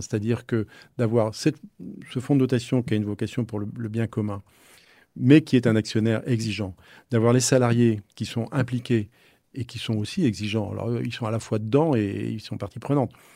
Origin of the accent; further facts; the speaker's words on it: Nantes, Pays de la Loire, France; je suis de Nantes